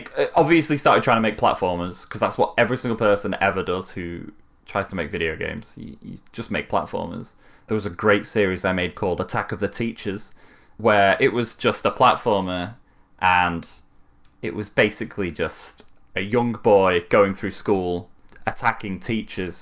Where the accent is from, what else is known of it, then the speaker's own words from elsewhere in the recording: Manchester, North West England, United Kingdom; I'm from Manchester.